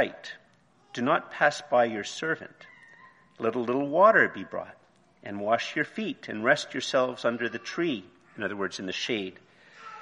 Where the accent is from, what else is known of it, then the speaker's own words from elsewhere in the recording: Montreal, Quebec, Canada; moved away; also born or lived in Eganville, Ontario / Ottawa, Ontario; I grew up in Montreal, and then I went to Eganville, and then I lived in Ottawa, and I mainly lived in Ottawa.